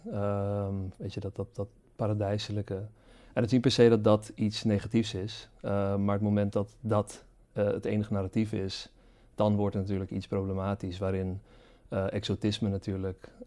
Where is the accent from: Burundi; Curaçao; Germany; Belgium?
Curaçao; moved away as an adult; Zeker, zeker, ja. Het is ook, uh, het is ook laat zeggen, op zich alles wat ik ook ken, eh, heeft zich ook daar natuurlijk afgespeeld.